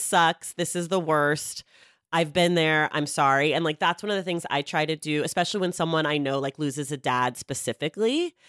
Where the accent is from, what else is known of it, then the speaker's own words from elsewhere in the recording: United States; I'm glad that I live here, but I don't necessi-, I've never lived anywhere else